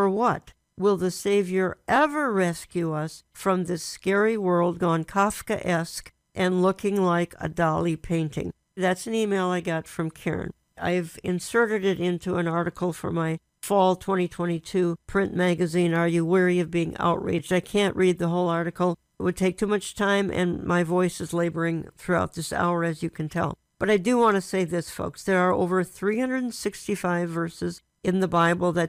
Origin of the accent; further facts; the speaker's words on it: Minneapolis, Minnesota, United States; I was raised in Minneapolis, Minnesota